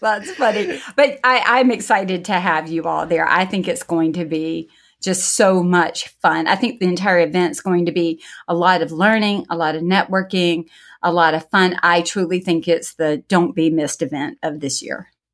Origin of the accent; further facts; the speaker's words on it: the South, United States; I'm from the South